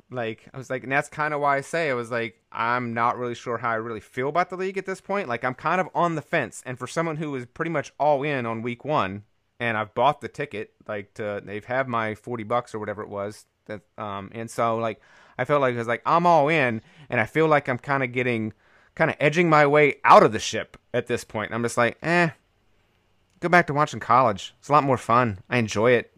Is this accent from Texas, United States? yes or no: no; Raleigh, North Carolina, United States; where I grew up in Raleigh.